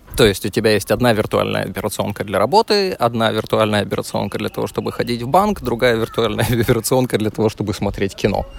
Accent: Kyiv, Ukraine; moved away; Да, я родом из Киева

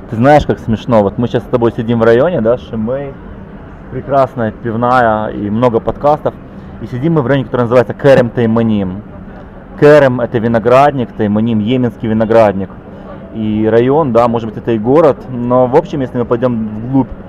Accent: Israel; now in Jerusalem, Israel; я из Кибуца. Я вообще из, я из пустыни переехал

